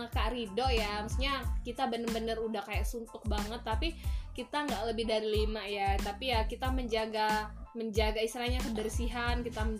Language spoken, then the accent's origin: Indonesian; Muara Dua, South Sumatra, Indonesia; Baik, di sini memang saya perantau ya. Saya berasal dari Sumatera Selatan yang cukup jauh. Ada yang tahu Muara Dua?